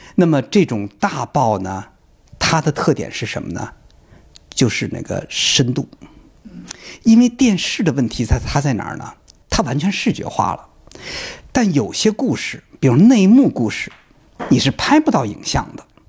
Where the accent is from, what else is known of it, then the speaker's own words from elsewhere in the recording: China; 我们中国人在使用，呃，微信、微博的时候